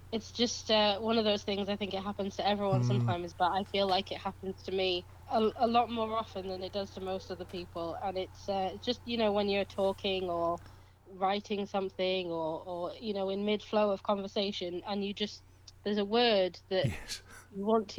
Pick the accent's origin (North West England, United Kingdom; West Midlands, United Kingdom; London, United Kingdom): North West England, United Kingdom; Kendal; apart from one in April in my hometown of Kendal, which is